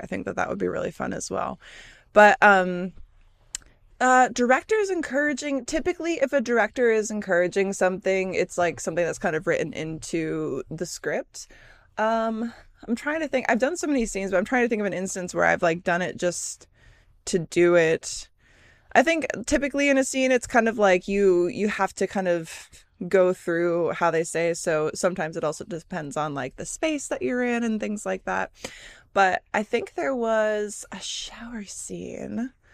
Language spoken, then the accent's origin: English; Michigan, United States; moved away; also born or lived in California; growing up in Michigan